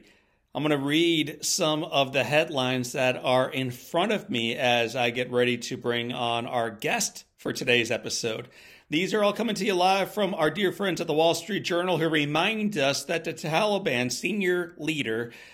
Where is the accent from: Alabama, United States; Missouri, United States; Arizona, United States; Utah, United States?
Missouri, United States; St. Louis; My hometown of St. Louis